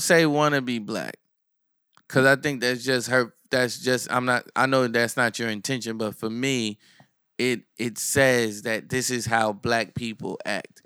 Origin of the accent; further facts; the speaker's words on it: Asbury Park, New Jersey, United States; also born or lived in Neptune, New Jersey; I'm from Asbury, I'm from Neptune